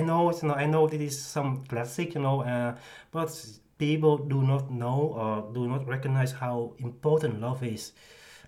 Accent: 's-Hertogenbosch, North Brabant, Netherlands; I am from Den Bosch

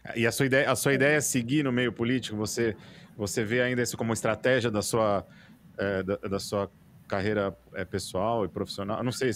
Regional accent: Brazil; como brasileiro

